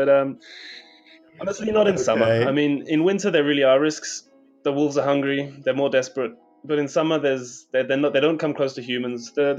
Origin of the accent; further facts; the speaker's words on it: Kyrgyzstan; I'm from Kyrgyzstan, but...